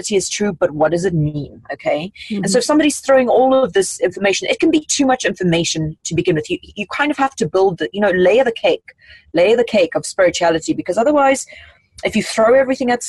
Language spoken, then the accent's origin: English; South Africa; moved away; I come from South Africa